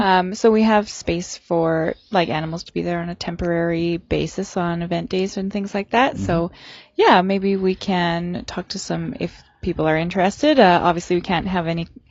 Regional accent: Saskatchewan, Canada; now in Prince George, Canada; I'm from Saskatchewan

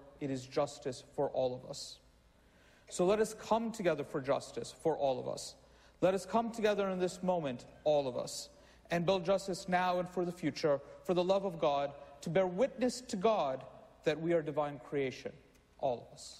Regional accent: New York City, New York, United States; as a Muslim, as a New Yorker, I am not an existential threat to my country

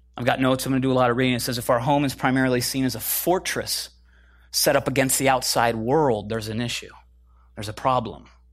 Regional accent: Midwest, United States; moved away as an adult; also born or lived in Chicago / Minneapolis; now in California, United States; I'm from the Midwest originally

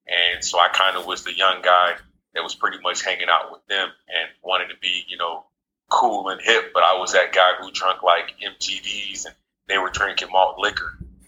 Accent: San Diego, California, United States; also born or lived in Jacksonville, Florida; I was born in Jacksonville, Florida. I currently reside in Jacksonville, Florida, but don't know too much about it. I was raised in San Diego, California. Was a Navy brat.

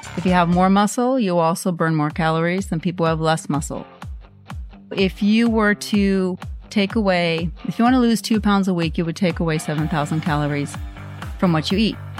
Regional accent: Norway; I grew up in Norway

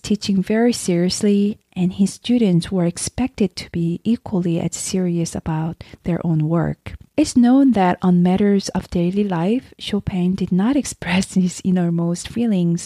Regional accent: South Korea; now in United States; I'm originally from South Korea, but now I'm living in America. I visit Korea at least once a year to visit my family and just to be around the culture and the food that I grew up with.

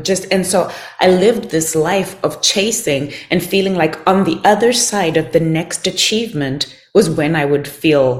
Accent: Zimbabwe; I grew up in Zimbabwe

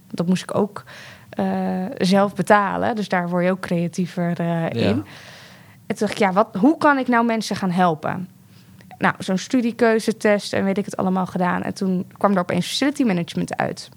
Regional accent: The Hague, South Holland, Netherlands; ik ben opgegroeid in de Schilderswijk in Den Haag

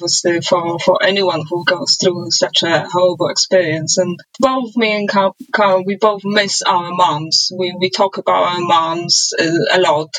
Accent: Poland; moved away as an adult; also born or lived in United Kingdom; now in London, United Kingdom; I'm originally from Poland. I came to UK in 2004 and been here

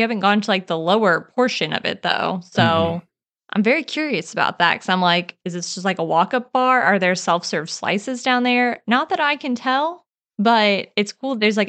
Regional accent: Missouri, United States; now in Nashville, United States; the tavern that's in my hometown, and not as in Jefferson City, Missouri, but like where I actually live in Missouri, where it's called a tavern

